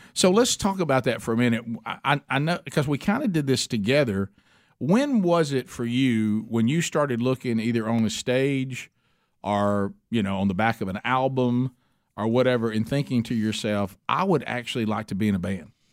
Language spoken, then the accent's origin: English; Oxford, Alabama, United States; where we grew up in Oxford, Alabama